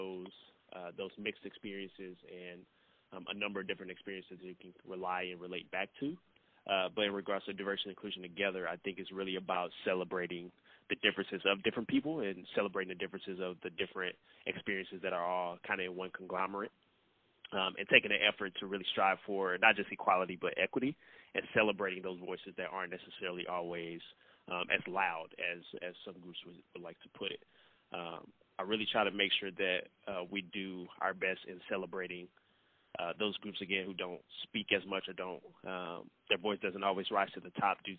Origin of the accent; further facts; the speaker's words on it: St. Louis, Missouri, United States; moved away as an adult; now in Nebraska, United States; born and raised in St. Louis, Missouri